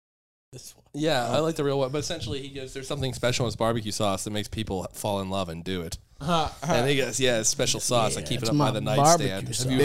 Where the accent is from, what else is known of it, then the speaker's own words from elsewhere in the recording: Pennsylvania, United States; Find out we're from Pennsylvania, come dap us up.